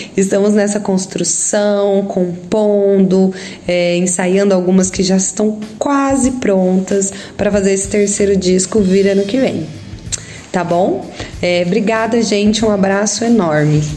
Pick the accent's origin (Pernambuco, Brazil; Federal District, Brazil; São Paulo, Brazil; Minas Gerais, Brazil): Minas Gerais, Brazil; Santa Rita do Sapucaí; Nós somos aqui do sul de Minas. Eu e o guitarrista, nós moramos em Santa Rita do Sapucaí